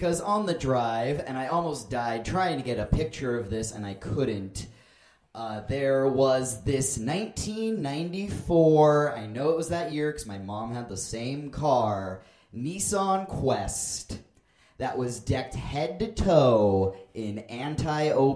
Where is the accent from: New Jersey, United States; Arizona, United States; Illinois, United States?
Arizona, United States; Phoenix; I hail from Phoenix, Arizona